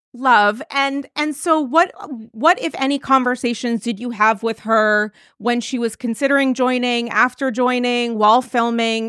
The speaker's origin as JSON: {"language": "English", "region": "New England", "country": "United States", "said": "I'm from New England"}